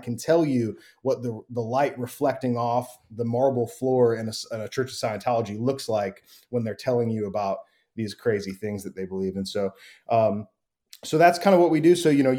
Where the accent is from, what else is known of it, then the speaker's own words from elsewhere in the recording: Wheaton, Illinois, United States; now in North Carolina, United States; And I grew up in Wheaton, Illinois, which is right outside Chicago, and then ended up in the South. I'm in North Carolina right now, Western North Carolina